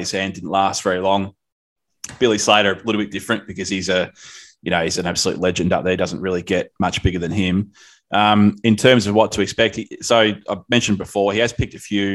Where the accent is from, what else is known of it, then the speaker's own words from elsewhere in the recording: Victoria, Australia; moved away; I grew up in Victoria